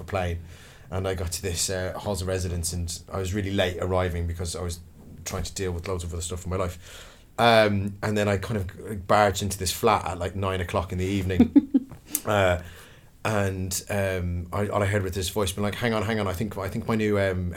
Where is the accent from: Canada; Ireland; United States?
Ireland; Dublin, Leinster; also born or lived in Kildare; now in London, United Kingdom; I was born and raised in Dublin City. And then I moved to the countryside. I moved to a place called Kildare